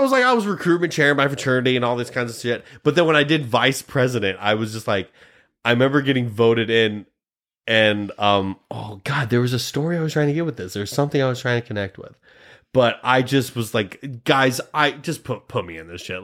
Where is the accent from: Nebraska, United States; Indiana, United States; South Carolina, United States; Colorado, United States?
Nebraska, United States; Grand Island; I'm from Nebraska